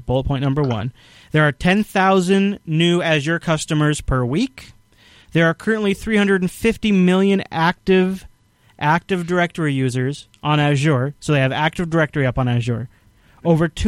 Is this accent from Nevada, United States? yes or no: no; Microsoft's backyard, Washington, United States; I grew up in Microsoft's backyard.